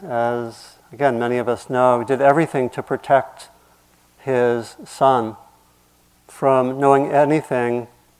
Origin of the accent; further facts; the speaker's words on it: Maryland, United States; where I grew up was in Maryland